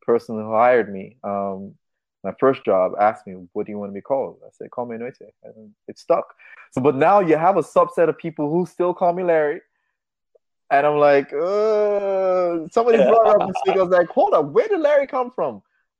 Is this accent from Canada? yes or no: no; Nigeria; I'm from Africa, I'm from Nigeria, half Nigerian. I'm gonna give her a name from where I'm from, like the village where my father grew up